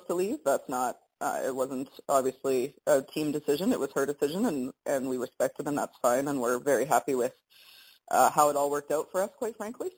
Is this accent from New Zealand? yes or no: no; Winnipeg, Manitoba, Canada; moved away; I'm from Winnipeg, and I still lived there at that time